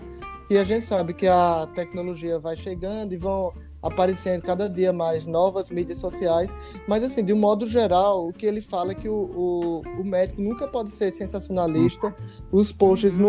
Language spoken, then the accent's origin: Portuguese; João Pessoa, Paraíba, Brazil; moved away; eles são lá de João Pessoa, de onde eu sou